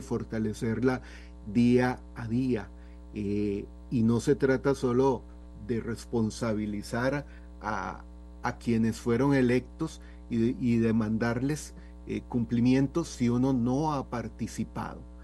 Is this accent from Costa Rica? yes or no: yes; Costa Rica; also born or lived in San Rafael de Heredia; como costarricenses